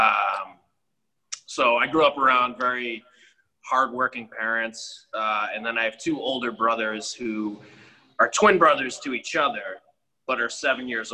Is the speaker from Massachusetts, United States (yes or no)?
yes; Lynn, Massachusetts, United States; born and raised in Lynn, North Shore